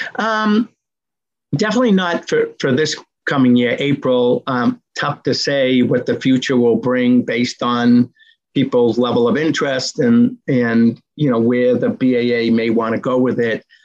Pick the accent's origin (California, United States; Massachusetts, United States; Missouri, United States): Massachusetts, United States; Medford; my hometown of Medford, Mass